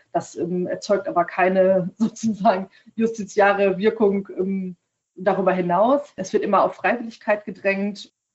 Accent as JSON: {"language": "German", "country": "Germany", "said": "bei uns in Deutschland"}